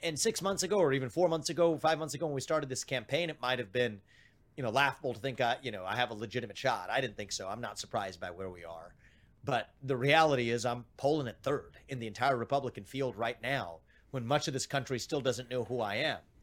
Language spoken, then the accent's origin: English; Evendale, Ohio, United States; My dad faced layoffs at G E when we were growing up in Evendale, Ohio